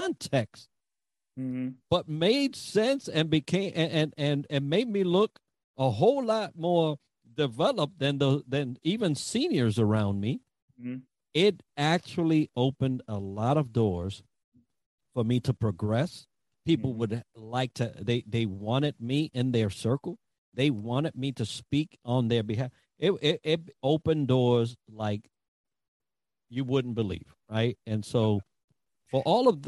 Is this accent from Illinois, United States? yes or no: no; New York City, New York, United States; I grew up in the Bronx, so I had an accent